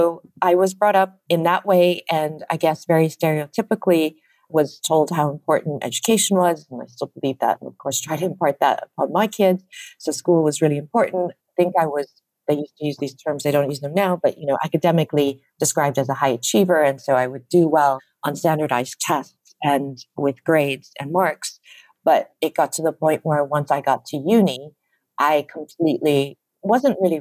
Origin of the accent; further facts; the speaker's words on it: Chicago, Illinois, United States; now in London, United Kingdom; I was born and raised in the Midwestern part of the state. So in the suburbs of Chicago